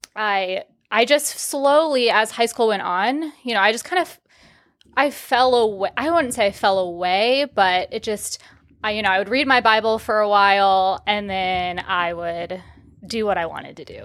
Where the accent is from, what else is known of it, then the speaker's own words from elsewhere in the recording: Omaha, Nebraska, United States; moved away as an adult; also born or lived in Texas; born and raised in Omaha, Nebraska